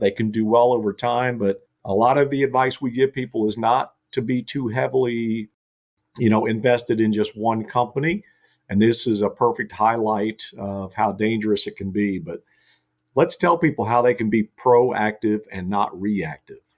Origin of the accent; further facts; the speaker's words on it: Carlisle, Ohio, United States; my hometown, Carlisle